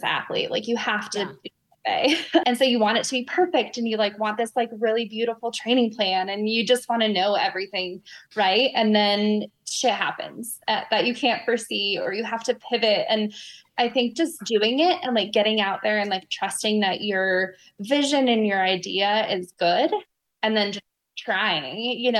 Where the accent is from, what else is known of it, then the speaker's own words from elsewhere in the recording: Colorado, United States; also born or lived in Osaka, Japan; now in Atlanta, United States; I'm from Colorado.